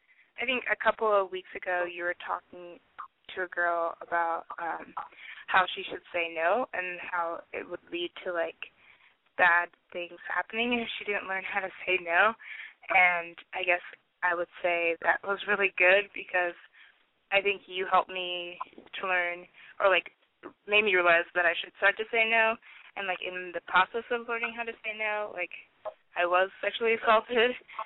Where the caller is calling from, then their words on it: Washington, United States; I'm calling from Washington State, and I'm 21.